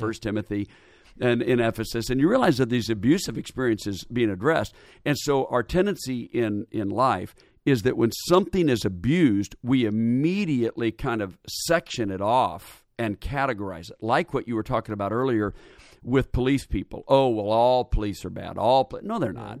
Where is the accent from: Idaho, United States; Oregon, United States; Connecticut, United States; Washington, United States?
Oregon, United States; Portland; also born or lived in Indiana; now in Atlanta, United States; Born and raised in Portland, Oregon